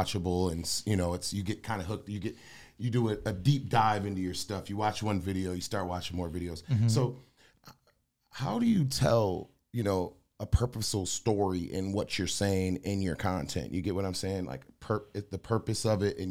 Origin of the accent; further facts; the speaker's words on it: Michigan, United States; I'm from Michigan